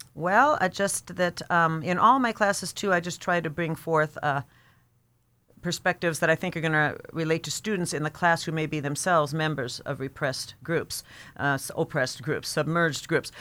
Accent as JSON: {"language": "English", "country": "United States", "said": "being an American"}